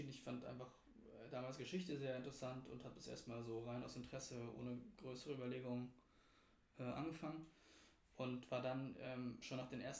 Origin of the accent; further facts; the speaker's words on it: Berlin, Germany; ich bin selbst aus Berlin, aus Berlin-Mitte, äh, aus dem Zentrum der Stadt sozusagen.